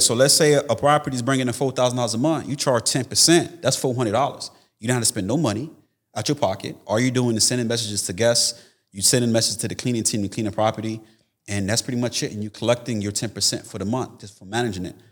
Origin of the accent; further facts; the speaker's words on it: Tampa, Florida, United States; I'm actually here from Florida, Tampa, Florida